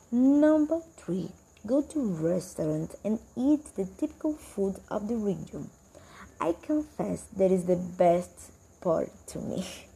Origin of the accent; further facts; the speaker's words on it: Brazil; 24 years old and I'm executive assistant at Seduc. I'm from Brazil